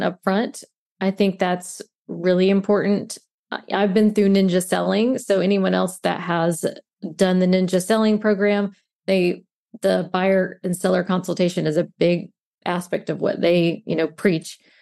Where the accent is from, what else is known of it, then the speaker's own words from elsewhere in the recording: Mobile, Alabama, United States; moved away as an adult; now in St. Petersburg, United States; I currently live in Saint Pete, Florida, but I am originally from Mobile, Alabama.